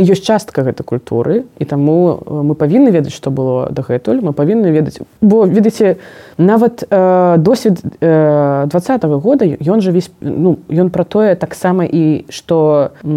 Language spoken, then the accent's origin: Belarusian; Belarus; moved away; я беларуска і таму што я не не хачу хаваць што я беларуска